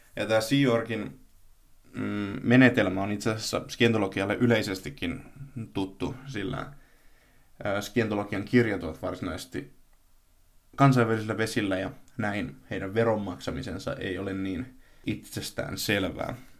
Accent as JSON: {"language": "Finnish", "region": "a small town in Tavastia", "country": "Finland", "tie": "born or raised there", "said": "tässä pienessä hämäläisessä kaupungissa"}